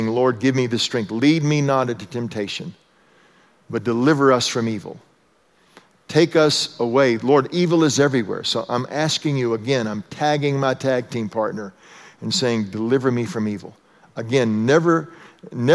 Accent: Texas, United States; moved away; I was raised in Texas

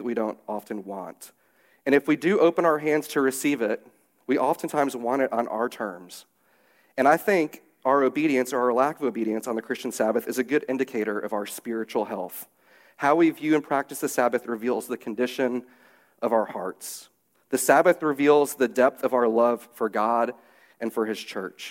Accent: St. Louis, Missouri, United States; the church that I grew up at in St. Louis

